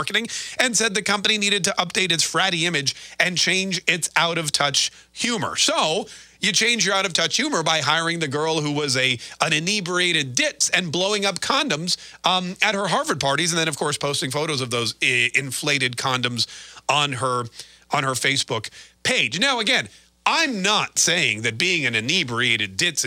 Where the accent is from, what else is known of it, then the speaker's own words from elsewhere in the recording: Canada; moved away; people always call me a self-hating Canadian because I was born in Canada